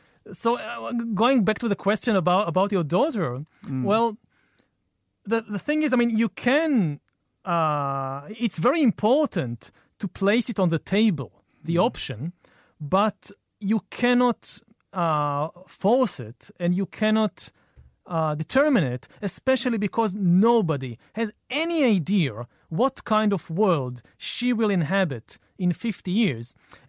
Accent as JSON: {"language": "English", "country": "Israel", "tie": "born or raised there"}